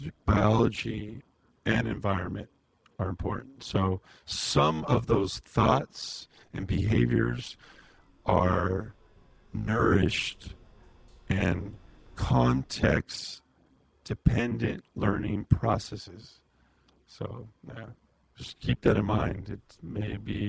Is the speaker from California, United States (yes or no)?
yes; Imperial Valley, California, United States; moved away as an adult; we grew up out in the Imperial Valley